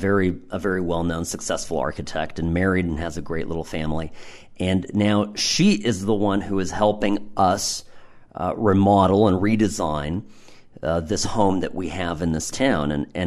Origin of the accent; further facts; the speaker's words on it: Irvine, California, United States; I'm a kid that lived in the suburbs. I grew up in Irvine in California, and had, I don't know what, you know, my life consisted of a lot of stucco and perfectly manicured green belts.